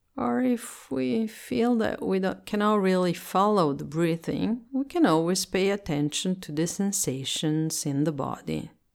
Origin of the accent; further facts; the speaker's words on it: Italy; English is a second language; I'm Italian and I speak English as a second language